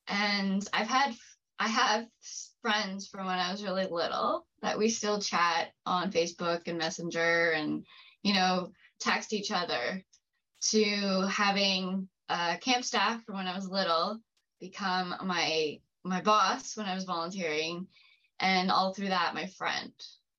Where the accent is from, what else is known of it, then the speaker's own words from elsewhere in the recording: Ontario, Canada; I'm from Ontario, Canada.